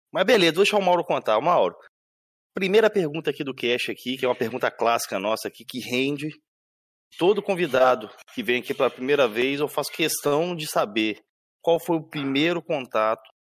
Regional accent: Santos, São Paulo, Brazil; Pô, também sou de Santos, cara.

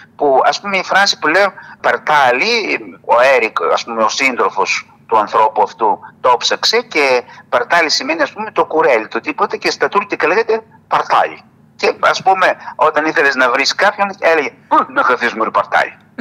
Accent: Didymoteicho, Eastern Macedonia and Thrace, Greece; το δημότυχο είναι η πατρίδα μου. Εκεί δηλαδή η γιαγιά μου που σου είπα που ήρθε πρόσφυγας εγκαταστάθηκε στο διδημότυχο. Και εκεί γεννήθηκα κι εγώ

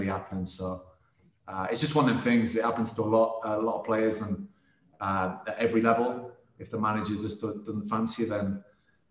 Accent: Scarborough, Yorkshire and the Humber, United Kingdom; born or raised there

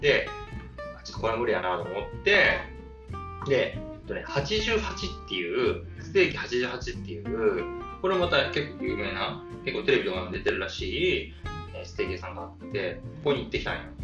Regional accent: Kyushu, Japan; 僕は九州出身なんで

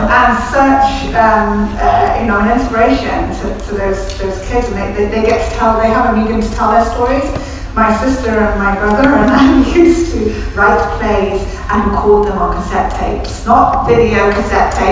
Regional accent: Wales, United Kingdom; we come from Wales, we're surrounded by storytellers all the time, right, it's in, it's in our blood

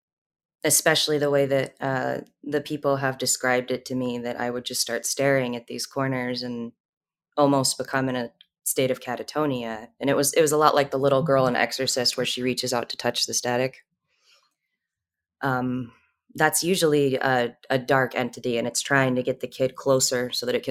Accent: Southern California, United States; I grew up in Southern California, close to the Mexican border

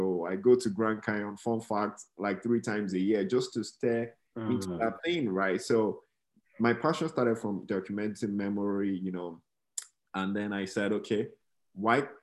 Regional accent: Nigeria; moved away as an adult; now in United States; Growing up in Nigeria

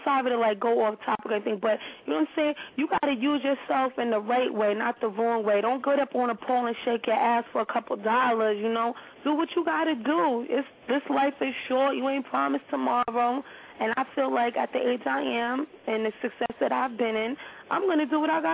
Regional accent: New York City, New York, United States; I'm from Harlem

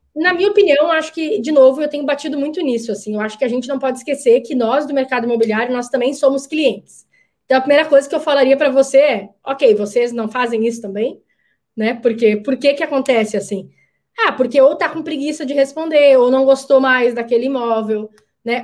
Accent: Brazil; Eu sei que como brasileira

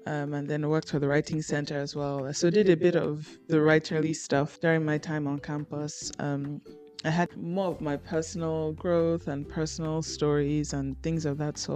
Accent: Lagos, Nigeria; moved away as an adult; now in Prince Edward Island, Canada; I was born and raised in Lagos, Nigeria, and then I moved to Prince Edward Island to study

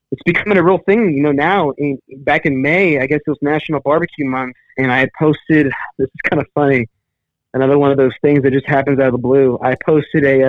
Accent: Robstown, Texas, United States; in Robstown, growing up

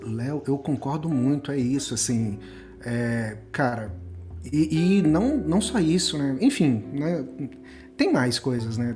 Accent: interior of Goiás, Brazil; educação do, do, do assim, interior, é, escola pública no interior do Goiás

